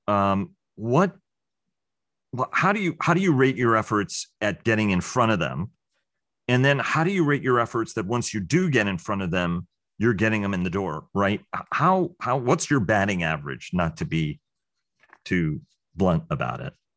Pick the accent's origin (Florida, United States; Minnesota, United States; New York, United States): New York, United States; New York City; growing up in New York City